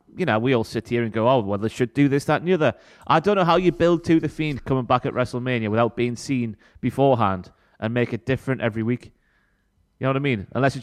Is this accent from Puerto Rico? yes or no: no; United Kingdom